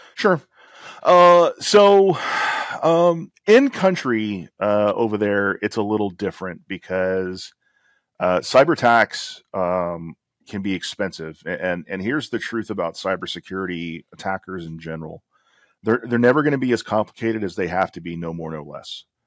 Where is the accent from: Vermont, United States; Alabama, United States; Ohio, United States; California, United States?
Alabama, United States; I'm from Alabama